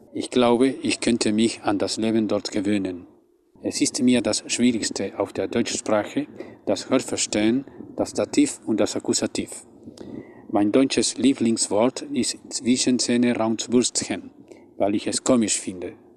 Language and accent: German; Buenos Aires, Argentina; German is a second language; komme aus Buenos Aires, Argentinien